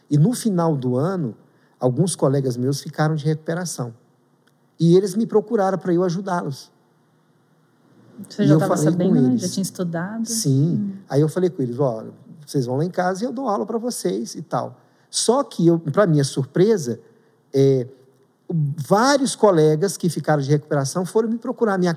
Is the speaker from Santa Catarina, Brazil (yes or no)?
no; Bahia, Brazil; moved away; also born or lived in Minas Gerais; eu vim da Bahia, Bahia o ensino era muito fraco na época, né? e Minas era tido como uma educação muito forte. E eu fui para Minas, eu fiquei com medo